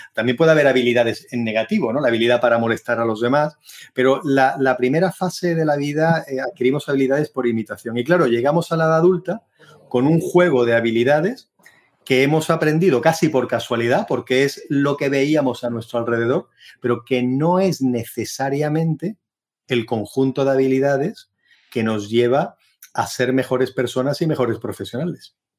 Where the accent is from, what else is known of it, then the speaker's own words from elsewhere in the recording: Seville, Andalusia, Spain; moved away as an adult; also born or lived in Berlin, Germany; soy de Sevilla, una ciudad preciosa en el sur de España